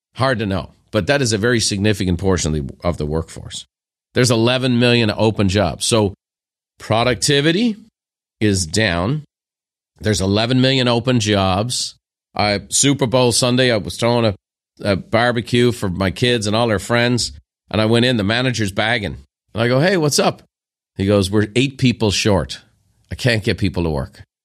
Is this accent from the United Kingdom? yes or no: no; Ireland; moved away as an adult; now in United States; as an Irishman who became an American